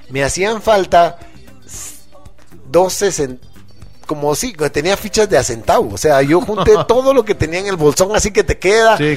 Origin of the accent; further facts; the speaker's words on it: Guatemala City, Guatemala Department, Guatemala; yo vivía en la zona 6 y mi colegio quedaba allá por la Merced.